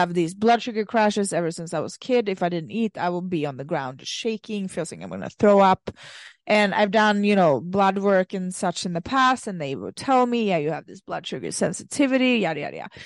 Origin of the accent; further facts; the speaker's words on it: Sweden; moved away; I come from Sweden, and when I lived there